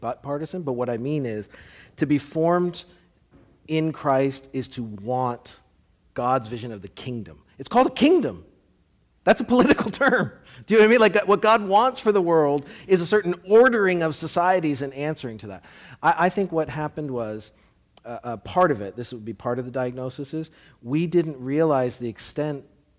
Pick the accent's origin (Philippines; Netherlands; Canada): Canada; now in United States; I'm Canadian